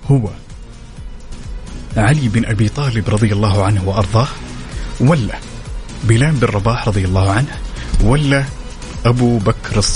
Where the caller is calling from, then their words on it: Riyadh, Riyadh Province, Saudi Arabia; والله من الرياض يا طيب